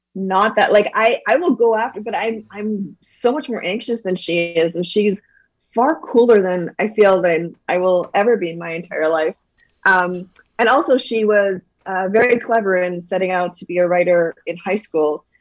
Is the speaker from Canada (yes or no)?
yes; Calgary, Alberta, Canada; also born or lived in Toronto; we moved back to Canada, and we actually moved to Calgary, and then grew up there for the rest of my life